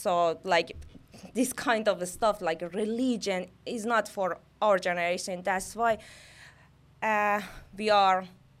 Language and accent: English; Tehran, Tehran Province, Iran; English is a second language; moved away as an adult; now in Greece; I was born in Tehran and grew up in Tehran, raised up and study in Tehran. Basically, I'm living in Tehran because it is my beautiful and amazing city.